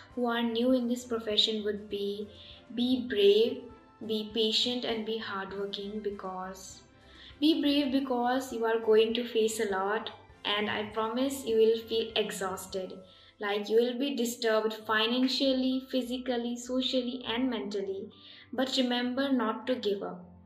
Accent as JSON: {"language": "English", "region": "Assam", "country": "India", "tie": "born or raised there", "also_born_or_lived": "Tripura / Gujarat", "said": "I was born in Tripura and was raised in Assam and I also lived in Gujarat for 4 years"}